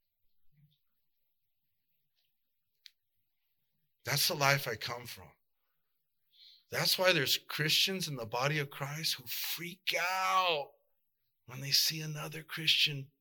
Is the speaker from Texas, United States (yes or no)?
no; South El Monte, California, United States; I grew up in South Del Monte